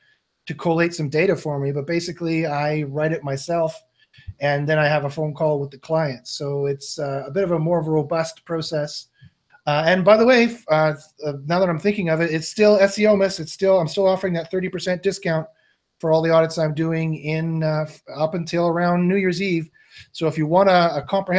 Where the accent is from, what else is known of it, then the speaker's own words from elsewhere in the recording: Canada; I'm part Ukrainian as well, Canadian